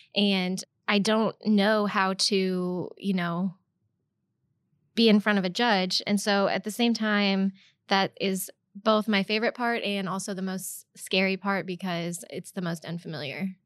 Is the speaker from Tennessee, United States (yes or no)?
no; Edwardsville, Illinois, United States; also born or lived in Tuscaloosa, Alabama; now in Saint Louis, United States; I'm originally from Edwardsville, Illinois, and that's about thirty minutes outside of Saint Louis